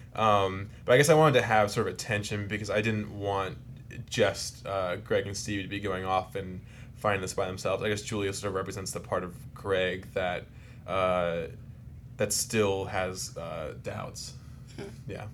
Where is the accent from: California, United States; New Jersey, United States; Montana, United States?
New Jersey, United States; South Jersey, which is where I grew up